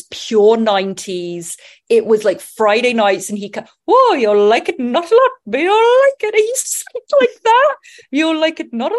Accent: England, United Kingdom; Growing up in England, it was real 90s.

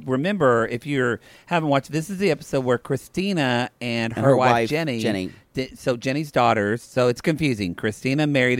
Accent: Lone Grove, Oklahoma, United States; also born or lived in Ardmore; Y'all, I'm from Lone Grove, and Ardmore's a town right by it, so I'm really both from Ardmore and Lone Grove.

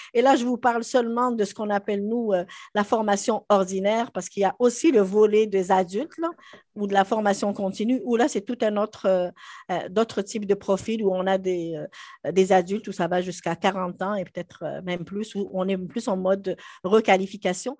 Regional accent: Algeria; moved away as an adult; also born or lived in France; now in Quebec, Canada; J'avais déjà enseigné autant dans mon pays d'origine, en Algérie euh, qu'en France

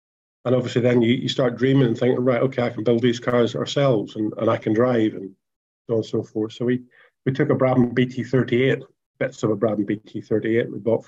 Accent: Ireland; you know, I come from Ireland. We used to do things with cars.

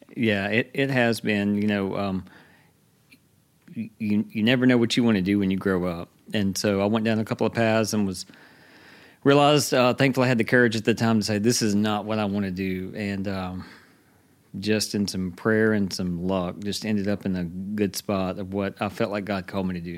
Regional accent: Hattiesburg, Mississippi, United States; moved away; also born or lived in Georgia; we're both from around here. We moved away, and we, we moved back here in two thousand ten

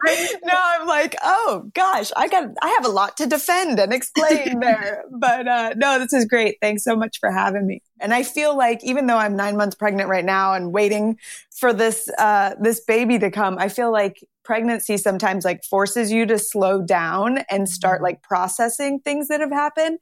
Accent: Phoenix, Arizona, United States; moved away as an adult; now in New York City, United States; I grew up in Phoenix

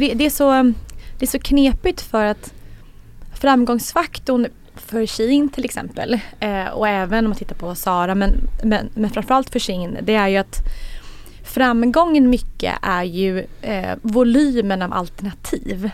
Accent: Sweden; som svensk

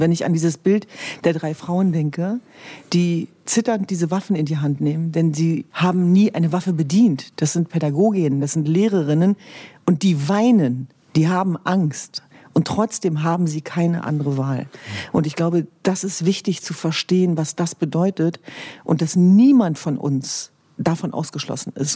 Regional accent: Germany; Meine Eltern sind vor über 50 Jahren nach Deutschland gekommen. Und ich bin aufgewachsen in einem Elternhaus

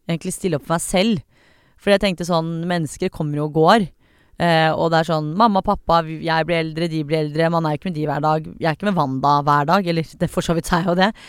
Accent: Iran; som iraner, da, så er det veldig vanlig sånn, sånn du skal bli lege, du skal bli kirurg

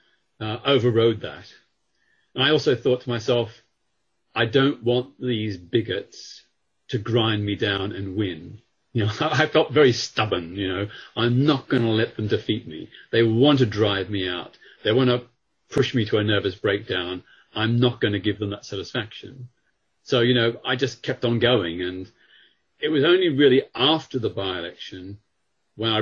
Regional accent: Australia; now in United Kingdom; I grew up in Australia

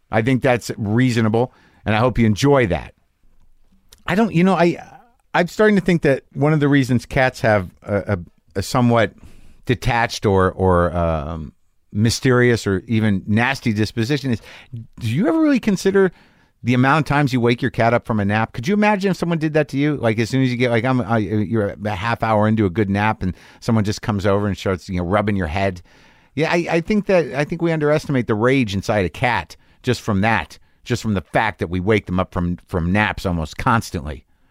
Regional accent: United States; as an American person

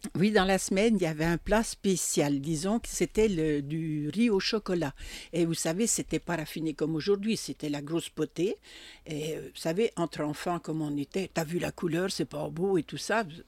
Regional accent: Bresse, Bourgogne-Franche-Comté, France; accent: jurassien; j'ai fait toute mon enfance en Bresse

